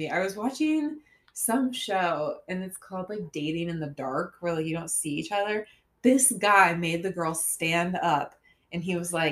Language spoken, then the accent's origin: English; St. Augustine, Florida, United States; born or raised there; moved away